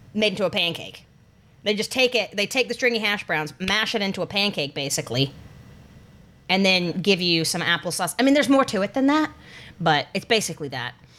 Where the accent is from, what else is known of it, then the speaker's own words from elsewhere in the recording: North Carolina, United States; moved away; my hometown in North Carolina